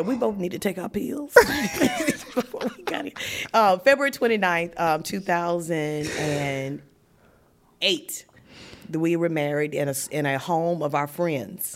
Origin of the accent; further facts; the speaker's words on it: Martinsville, Virginia, United States; moved away as an adult; also born or lived in Greensboro, North Carolina; I was transitioning from Martinsville, Virginia, um, small city